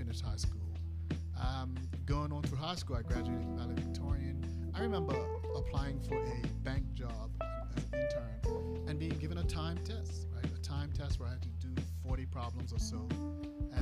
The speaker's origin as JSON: {"language": "English", "country": "Bermuda", "said": "I'm from Bermuda"}